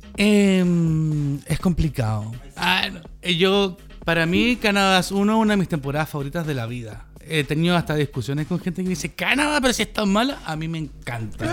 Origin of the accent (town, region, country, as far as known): Chile